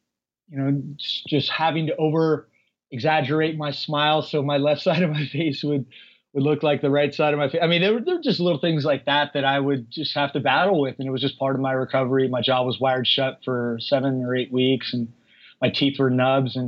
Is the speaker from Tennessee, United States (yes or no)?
no; Northern California, United States; moved away as an adult; now in Los Angeles, United States; I was raised in Northern California